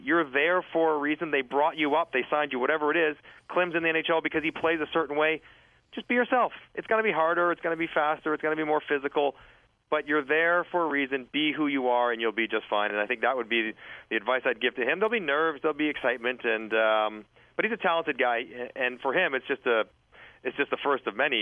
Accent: Toronto, Ontario, Canada; I was from Toronto. I was playing for the Leafs.

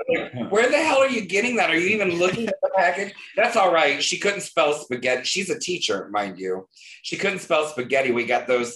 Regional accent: the South, United States; I am from the South

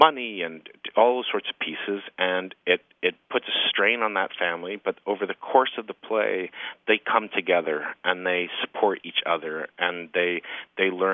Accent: Canada; as a Canadian storyteller

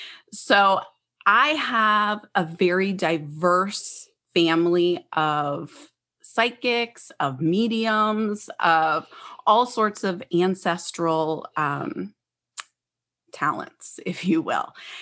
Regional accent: Freehold, New Jersey, United States; I'm originally from the New Jersey, Philadelphia area. And as a little girl, I lived in Freehold, New Jersey.

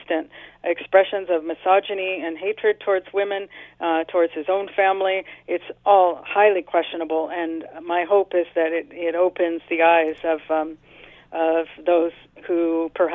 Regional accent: United States; moved away; I'm originally from the States

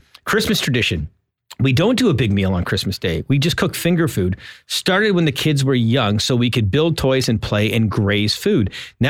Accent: Ontario, Canada; We grew up in Southern Ontario.

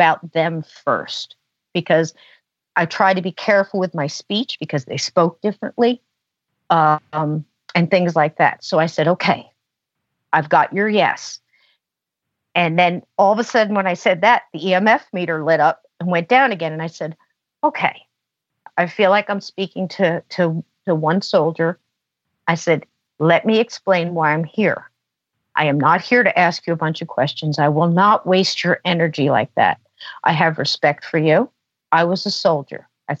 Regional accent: New Jersey, United States; born there; I said, I was born in New Jersey. They were born in Alabama.

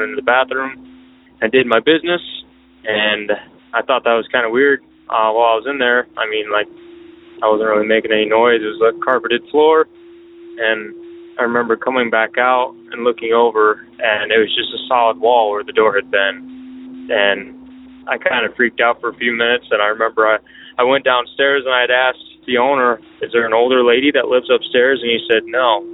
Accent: Southern Michigan, United States; I'm from Southern Michigan.

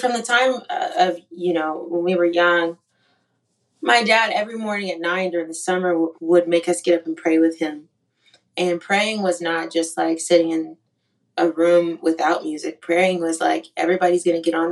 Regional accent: Yakima, Washington, United States; also born or lived in Shreveport, Louisiana; now in Nashville, United States; I'm from Yakima, Washington

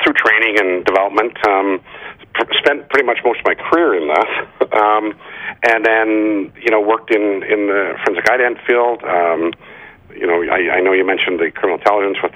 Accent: Saskatchewan, Canada; moved away as an adult; I was a sea cadet in Saskatchewan

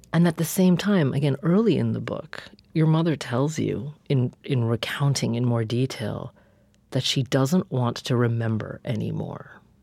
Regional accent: Corvallis, Oregon, United States; my hometown of Corvallis, Oregon

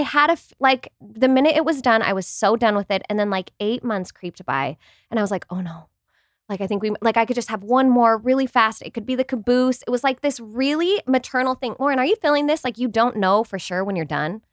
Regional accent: Utah, United States; we're from Utah

